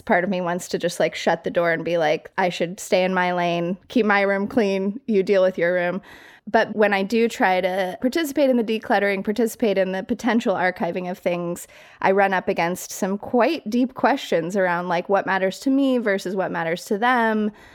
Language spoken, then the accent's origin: English; Colorado Springs, Colorado, United States; moved away as an adult; also born or lived in New York City; I grew up in Colorado Springs, like fairly small town